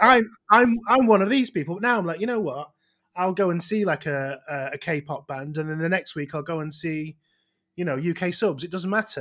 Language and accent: English; outside Manchester, North West England, United Kingdom; I'm not even from Manchester